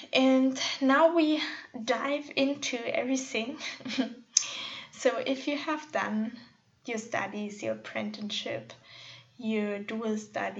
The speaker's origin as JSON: {"language": "English", "region": "northwest Germany", "country": "Germany", "tie": "born or raised there", "also_born_or_lived": "Munich", "said": "my hometown in the northwest of Germany."}